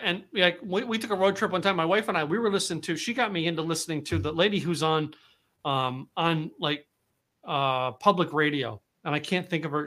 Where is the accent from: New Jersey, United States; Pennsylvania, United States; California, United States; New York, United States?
Pennsylvania, United States; moved away as an adult; also born or lived in Dallas, Texas; I grew up in Pennsylvania